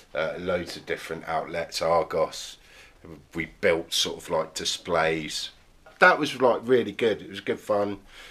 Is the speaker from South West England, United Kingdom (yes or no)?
yes; Plymouth, South West England, United Kingdom; born there; I was born in Plymouth, a place called Freedom Fields Hospital. It's no longer there, and we lived in a place called St Germans for literally a year and a half